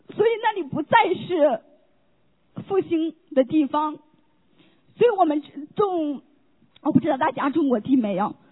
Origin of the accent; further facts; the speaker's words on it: Henan, China; moved away as an adult; now in United States; 我们老家是河南的